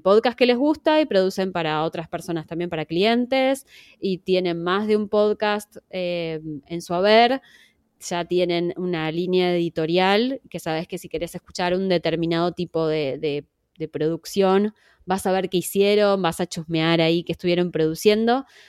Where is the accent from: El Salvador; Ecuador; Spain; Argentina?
Argentina; accent: Argentine; yo tengo acento argentino porque soy argentina